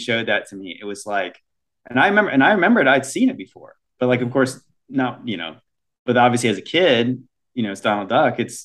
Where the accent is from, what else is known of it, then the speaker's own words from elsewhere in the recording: United States; as Americans, would we grow up